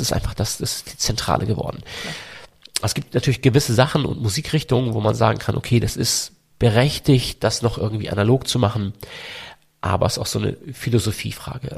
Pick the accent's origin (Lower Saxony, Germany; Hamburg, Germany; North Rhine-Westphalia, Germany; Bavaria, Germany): Hamburg, Germany; accent: Hamburg; Also, ich klinge auch total nach Hamburg. Ich mag das auch, wenn man hört, dass ich aus Hamburg komme